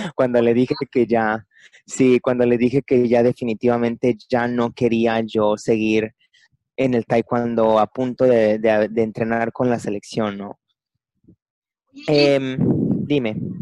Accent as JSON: {"language": "Spanish", "town": "Puerto Vallarta", "region": "Jalisco", "country": "Mexico", "tie": "born or raised there", "said": "soy originario de Puerto Vallarta, Jalisco, México"}